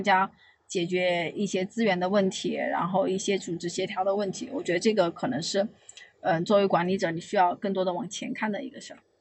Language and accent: Chinese; Yibin, Sichuan, China; moved away as an adult; also born or lived in Anhui; now in Beijing, China; 我老家是宜宾的